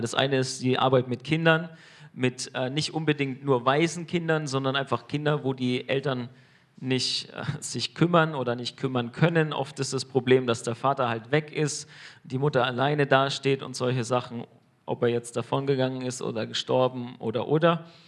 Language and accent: German; Germany; als Deutsche